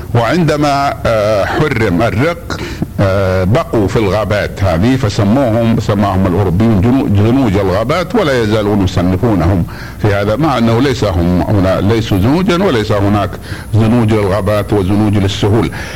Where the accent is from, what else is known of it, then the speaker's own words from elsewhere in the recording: Mecca, Makkah Province, Saudi Arabia; عندنا في مكة